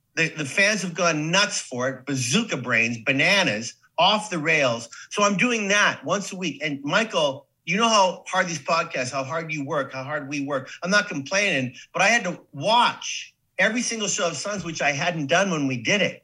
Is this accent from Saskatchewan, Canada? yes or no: yes; Saskatoon, Saskatchewan, Canada; moved away as an adult; also born or lived in New York / Hollywood; now in United States; living the life in Saskatoon